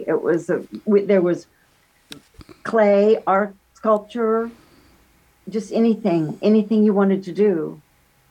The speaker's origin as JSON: {"language": "English", "region": "Kansas", "country": "United States", "moved": "as an adult", "lives_now": "Michigan City, United States", "said": "I'm from Kansas"}